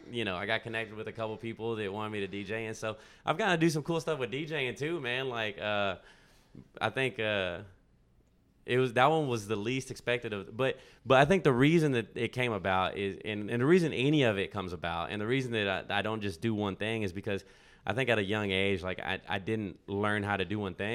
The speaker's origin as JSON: {"language": "English", "region": "Texas", "country": "United States", "tie": "born or raised there", "lives_now": "Nashville, United States", "said": "Yeah, that was that was growing up in Texas, man, and and then uh, Berklee was cold, man, and and I, it was expensive, and so I was like, let's go to Nashville, and that's how I ended up in Nashville, you know."}